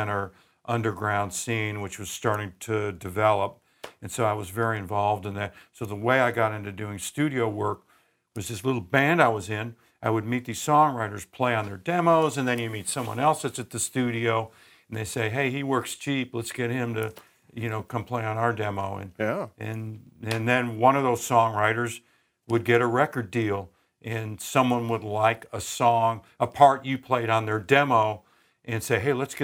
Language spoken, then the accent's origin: English; Louisville, Kentucky, United States; moved away as an adult; also born or lived in Cleveland, Ohio; now in Nashville, United States; I went to high school in Louisville, Kentucky